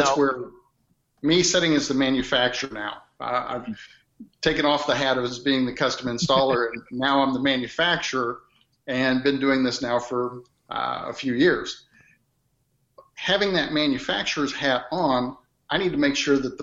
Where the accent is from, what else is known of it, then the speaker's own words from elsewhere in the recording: Midwest, United States; accent: Midwest; growing up in the Midwest and I have that Midwest accent